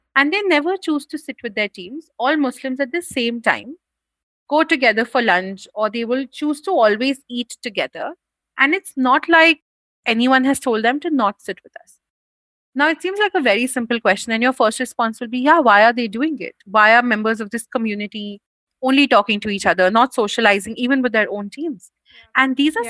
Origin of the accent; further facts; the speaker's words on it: India; an upper caste person from a Hindu family in India